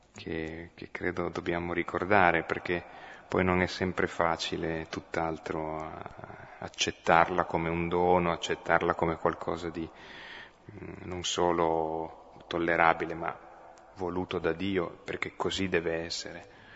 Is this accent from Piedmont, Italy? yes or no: yes; Piedmont, Italy; accent: Piedmontese; first language Piedmontese; Italian is a second language; per me, l'italiano è una lingua aggiunta eh, io sono venuto al mondo col piemontese, eh, quindi la mia lingua nativa sarebbe quella